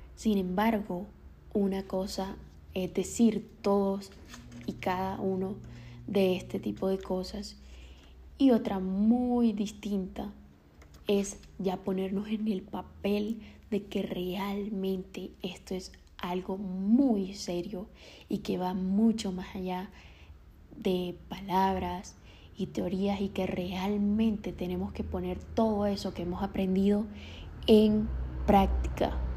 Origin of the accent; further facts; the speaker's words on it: Colombia; soy colombiana